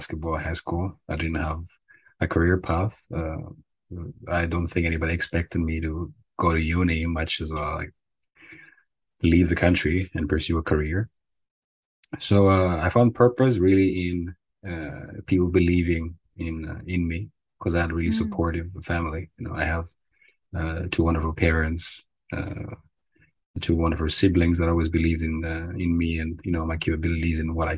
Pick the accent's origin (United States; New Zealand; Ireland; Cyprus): Cyprus; moved away as an adult; now in Netherlands; I grew up in Cyprus. So I was there for around, most of my life, for 20 or so years